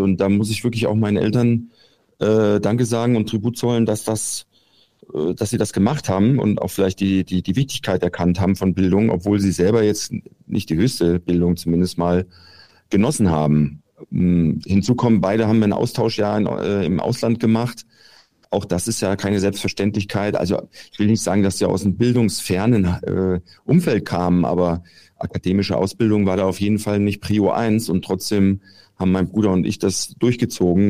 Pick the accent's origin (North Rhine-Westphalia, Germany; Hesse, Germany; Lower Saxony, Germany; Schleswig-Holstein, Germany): Hesse, Germany; Giessen; now in Munich, Germany; Gießen, meine alte Heimat, wo ich auch zur Schule gegangen bin